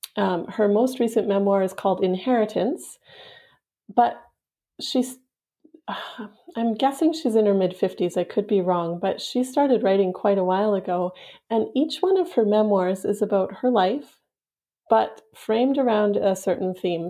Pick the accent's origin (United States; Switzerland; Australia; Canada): Canada; Yukon; the house where my mom grew up, which is also where I grew up in the Yukon.